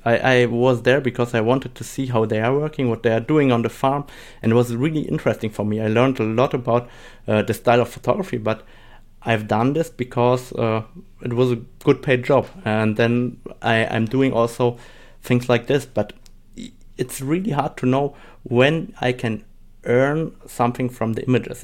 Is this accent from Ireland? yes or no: no; Germany; English is a second language; also born or lived in Saarbrücken, Germany / Poland (parents); I'm from Germany, and, uh, my parents come from Poland, so I speak today Polish and German and a little bit of English